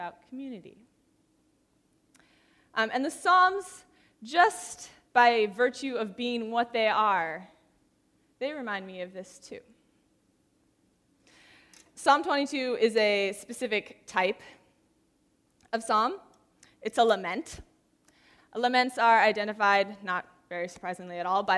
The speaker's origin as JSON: {"language": "English", "town": "San Diego", "region": "California", "country": "United States", "tie": "born or raised there", "moved": "as an adult", "lives_now": "Santa Barbara, United States", "said": "In the last couple of years, I have been living in Santa Barbara, which I grew up in San Diego"}